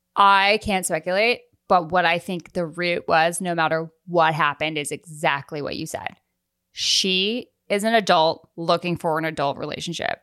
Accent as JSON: {"language": "English", "town": "Newport", "region": "Rhode Island", "country": "United States", "tie": "born or raised there", "also_born_or_lived": "Vermont", "said": "I grew up in Newport, Rhode Island, and my dad lived in Vermont, and I would go back and forth"}